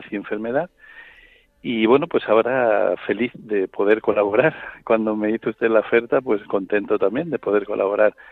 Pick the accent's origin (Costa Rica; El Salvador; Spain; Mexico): Spain; Cuenca, Castilla-La Mancha; moved away as an adult; also born or lived in La Pampa, Argentina / Madrid; soy un sacerdote de Cuenca